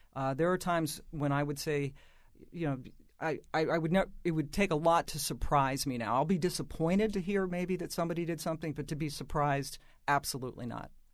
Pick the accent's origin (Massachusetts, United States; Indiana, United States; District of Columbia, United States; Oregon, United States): District of Columbia, United States; Washington; I grew up in Washington